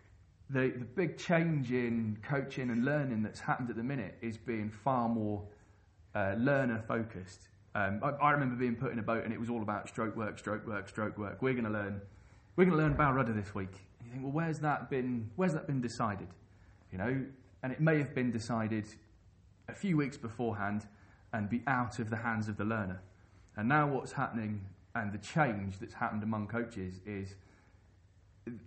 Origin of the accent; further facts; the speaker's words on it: London, United Kingdom; I grew up in London and learnt to paddle on the Thames